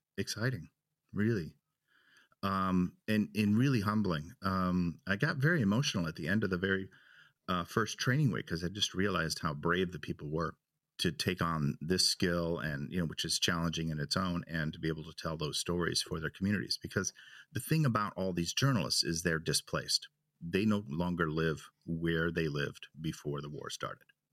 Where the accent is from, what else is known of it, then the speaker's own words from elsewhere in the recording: Chicago, Illinois, United States; now in Germany; I'm from Chicago